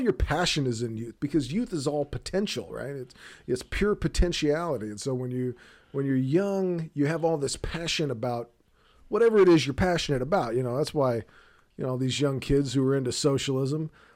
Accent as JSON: {"language": "English", "region": "South Texas", "country": "United States", "said": "I'm from South Texas"}